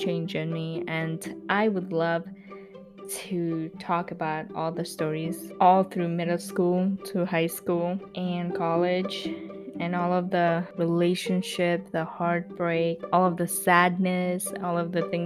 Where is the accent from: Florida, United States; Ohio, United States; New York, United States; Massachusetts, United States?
New York, United States; New York City; English is a second language; also born or lived in Bhutan; Growing up in New York, oh yeah, I am from New York, I am from Queens.